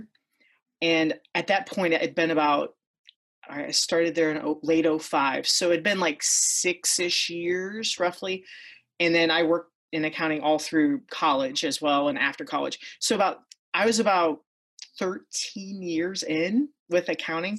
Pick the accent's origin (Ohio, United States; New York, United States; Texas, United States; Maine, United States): Ohio, United States; I grew up in Ohio, and I currently live in Ohio, near Akron, Ohio